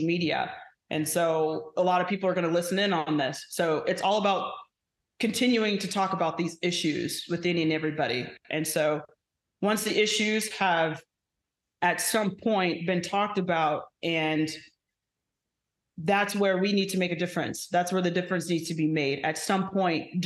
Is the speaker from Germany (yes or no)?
no; Phoenix, Arizona, United States; moved away; back in my hometown